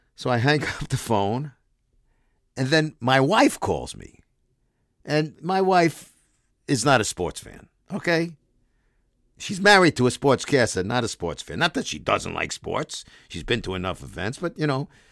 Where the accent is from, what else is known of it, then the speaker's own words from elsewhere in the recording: Brooklyn, New York, United States; I'm a kid growing up in Brooklyn